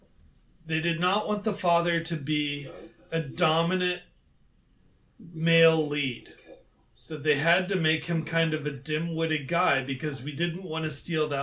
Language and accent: English; Darmstadt, Hesse, Germany; moved away; my hometown, Darmstadt, Germany